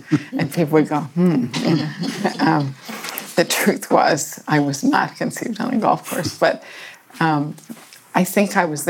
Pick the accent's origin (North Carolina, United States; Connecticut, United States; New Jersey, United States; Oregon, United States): Connecticut, United States; Westport; Westport, Connecticut. I was born, and my parents were not very young when they married each other